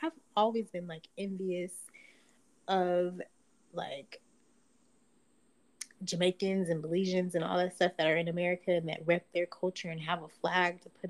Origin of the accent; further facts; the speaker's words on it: United States; No. I'm American.